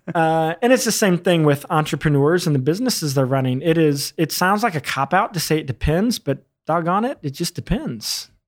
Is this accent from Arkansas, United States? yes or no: yes; rural Arkansas, United States; also born or lived in New York City; I was born in New York City, but I was raised in rural Arkansas